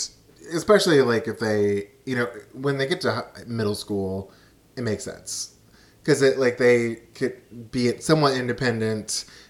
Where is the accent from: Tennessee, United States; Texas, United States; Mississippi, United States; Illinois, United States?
Texas, United States; Austin; and I grew up in Austin.